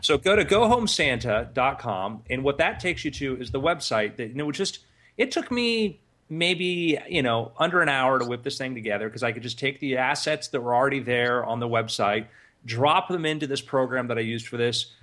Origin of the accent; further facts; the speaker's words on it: South Florida, United States; Justin and I grew up in South Florida